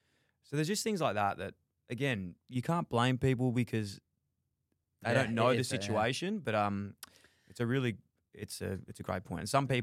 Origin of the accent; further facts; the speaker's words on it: Melbourne, Victoria, Australia; I was born in Melbourne, grew up in Fitzroy, so it's like inner city, suburb in Melbourne.